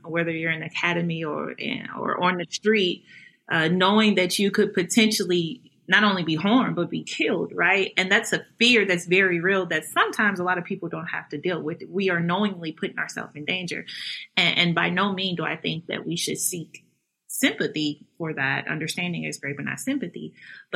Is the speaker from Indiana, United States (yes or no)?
no; St. Louis, Missouri, United States; I'm a St. Louis native. Proud of that. I love my hometown